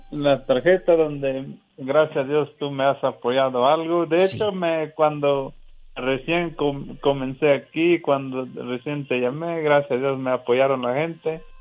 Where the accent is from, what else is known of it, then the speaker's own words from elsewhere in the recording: Texcatepec, Veracruz, Mexico; Yo soy de una, comunidad muy pequeña, se llama Ticaclán, Texcatepec, Veracruz. Es una comunidad, comunidad muy, muy lejana de la ciudad